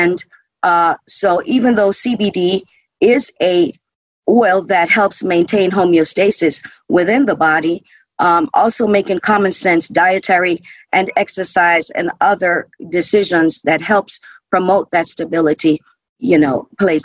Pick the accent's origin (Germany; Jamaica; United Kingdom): Jamaica; now in United States; I'm originally from Jamaica, so I know firsthand from living in Jamaica